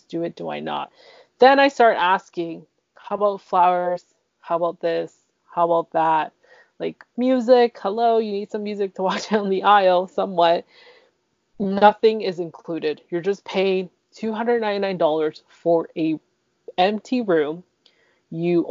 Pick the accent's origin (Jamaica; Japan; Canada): Canada; I'm the one that's born here